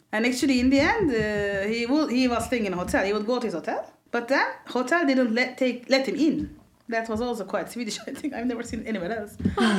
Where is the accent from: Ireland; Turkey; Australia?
Turkey; Ankara; now in Sweden; I'm from Ankara. It's a non-touristic Turkish city, so it's really a genuine Turkish city.